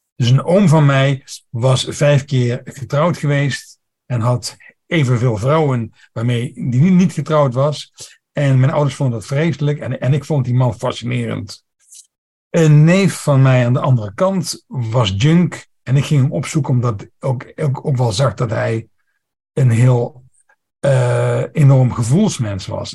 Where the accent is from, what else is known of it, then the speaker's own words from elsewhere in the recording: Netherlands; Ik ben opgegroeid bij de Duitse grens, dus mijn, mijn Duits is ook redelijk goed